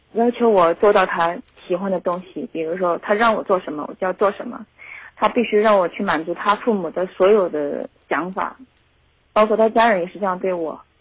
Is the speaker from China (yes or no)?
yes; Zhengzhou, Henan, China; 我们家郑州的